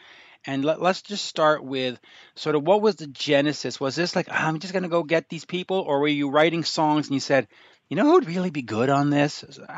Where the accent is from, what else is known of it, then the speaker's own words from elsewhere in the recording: Canada; also born or lived in United Kingdom; I'm Canadian.